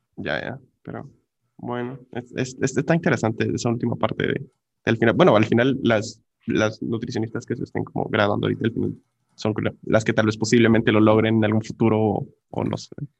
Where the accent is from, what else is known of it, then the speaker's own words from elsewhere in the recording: Guatemala; nosotros, como sociedad guatemalteca